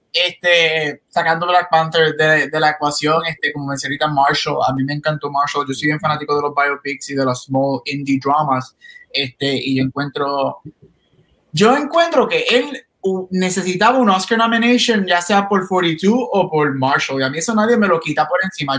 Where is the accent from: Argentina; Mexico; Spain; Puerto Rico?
Puerto Rico; como todo boricua, ustedes saben que nosotros los boricuas somos mixtos de todo